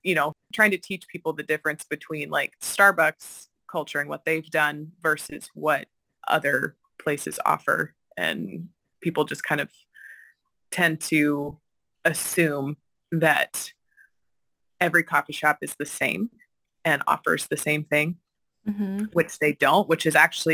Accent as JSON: {"language": "English", "region": "Washington", "country": "United States", "moved": "yes", "lives_now": "Madison, United States", "said": "I'm originally from Washington State"}